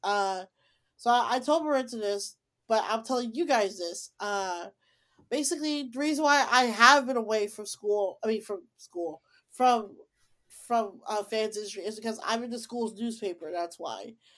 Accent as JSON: {"language": "English", "town": "Tinley Park", "region": "Illinois", "country": "United States", "tie": "born or raised there", "said": "my hometown of Tilly Park or Chicago, Tilly Park."}